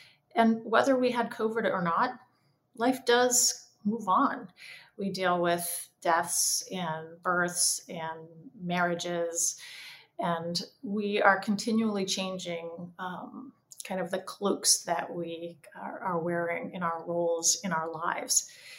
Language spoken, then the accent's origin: English; Orange Park, Florida, United States; I was raised in part in Jacksonville, Florida, actually Orange Park, right near where my dad was completing his training in the Navy as a family physician.